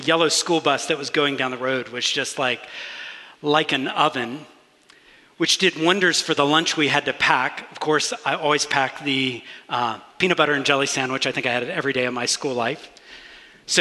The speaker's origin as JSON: {"language": "English", "town": "Augusta", "region": "Georgia", "country": "United States", "tie": "born or raised there", "said": "I grew up in Augusta, Georgia"}